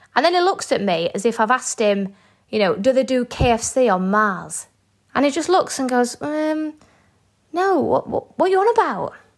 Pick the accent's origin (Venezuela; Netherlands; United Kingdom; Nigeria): United Kingdom; Yorkshire and the Humber; I'm a Yorkshire lass.